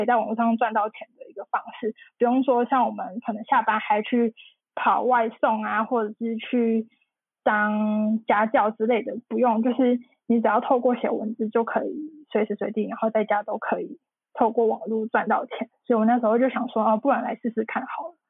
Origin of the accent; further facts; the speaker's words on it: Taichung, Taiwan; also born or lived in Taipei; 就是后来我就决定就是从台北搬回台中。就是住在家里